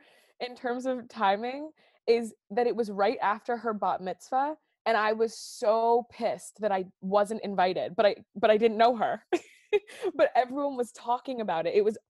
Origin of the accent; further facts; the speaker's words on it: New York City, New York, United States; moved away as an adult; now in Boston, United States; I grew up in New York City.